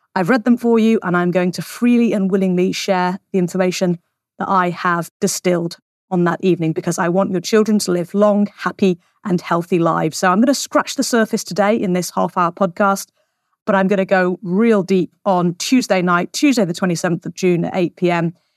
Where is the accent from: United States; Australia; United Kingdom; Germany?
United Kingdom; we are British citizens